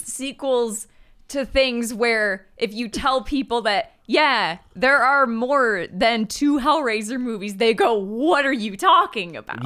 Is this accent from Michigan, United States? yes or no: yes; Michigan, United States; I'm from Michigan and pronounce it Degrassi